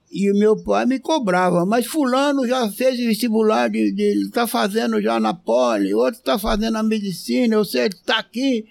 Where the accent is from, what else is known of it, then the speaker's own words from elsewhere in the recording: Batatais, São Paulo, Brazil; eu sou do interior de São Paulo, de Batatais